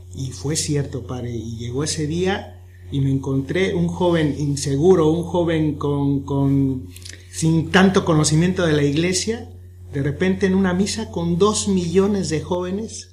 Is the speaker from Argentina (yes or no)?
no; Mexico; Soy de México